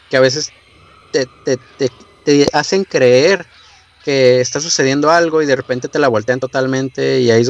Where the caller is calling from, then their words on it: Tijuana, Baja California, Mexico; estoy aquí en Tijuana, Baja California.